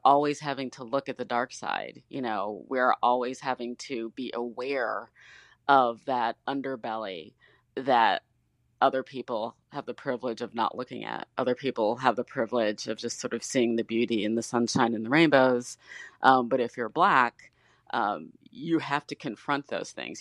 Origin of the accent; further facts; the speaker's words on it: Detroit, Michigan, United States; I grew up in Detroit